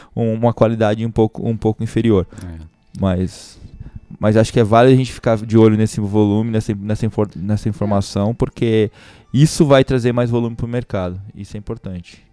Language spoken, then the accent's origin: Portuguese; Brazil